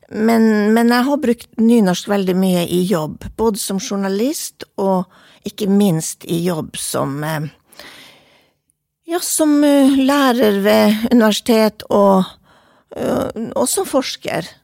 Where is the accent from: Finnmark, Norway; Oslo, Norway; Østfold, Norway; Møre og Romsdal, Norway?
Finnmark, Norway; Vadsø; accent: Vadsø dialect; also born or lived in Kirkenes / Tana; Eh, jeg snakker dialekten min. Jeg er oppvokst i eh, Finnmark, eh, Kirkenes, Tana, Vadsø. Jeg har lagt meg på en Vadsø-dialekt og tviholdt på den.